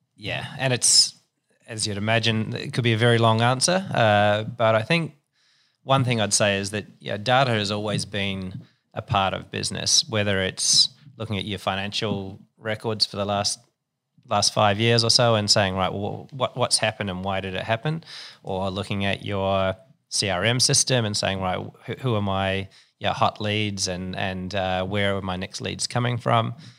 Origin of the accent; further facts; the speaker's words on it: New Zealand; moved away as an adult; also born or lived in Singapore; now in Sydney, Australia; I'm a Kiwi.